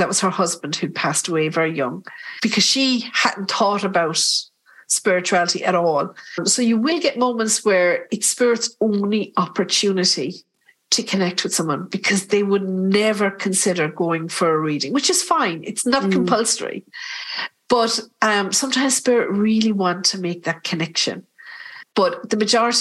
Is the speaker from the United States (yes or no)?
no; Ireland; We're typical Irish